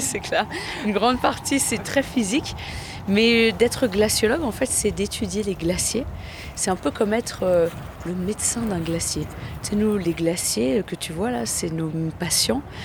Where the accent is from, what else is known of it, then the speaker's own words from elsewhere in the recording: the French Alps, France; je viens donc de France, hein, des Alpes